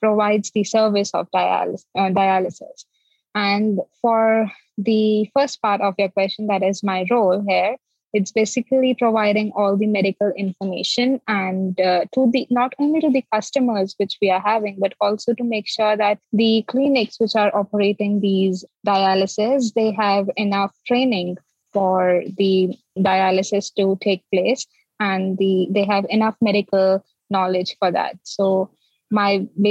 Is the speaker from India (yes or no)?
yes; India; moved away as an adult; now in Hong Kong; I am originally from India, and after finishing my bachelor's and master's in basic science, I moved to Hong Kong to pursue my PhD in 2015